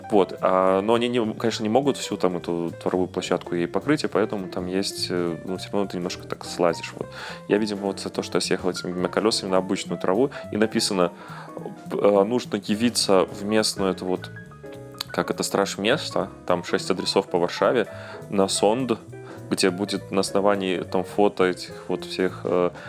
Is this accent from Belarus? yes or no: yes; Belarus; я этот белорус, законопослушный, я вообще стараюсь, типа, так, чтобы не позорить там часть флага белорусского